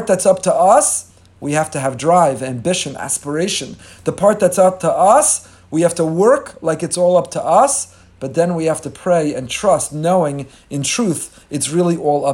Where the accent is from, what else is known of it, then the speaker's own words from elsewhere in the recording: Teaneck, New Jersey, United States; I was growing up in Teaneck, New Jersey